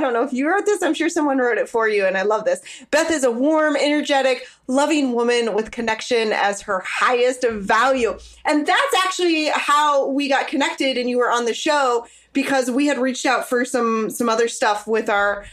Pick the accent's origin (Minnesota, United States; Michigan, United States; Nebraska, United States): Nebraska, United States; I'm actually originally from Nebraska.